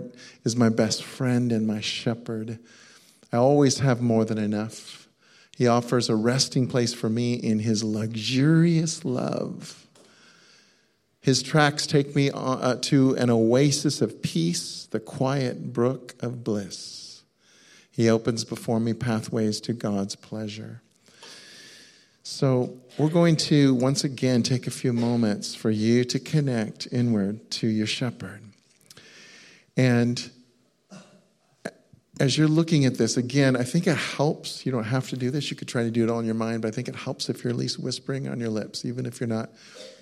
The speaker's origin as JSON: {"language": "English", "country": "United States", "said": "I'm American"}